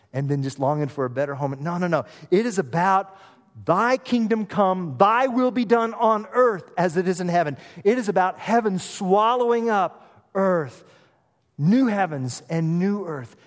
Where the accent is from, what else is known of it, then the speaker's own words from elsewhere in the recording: Oklahoma, United States; moved away; I'm from Oklahoma. We like chili down there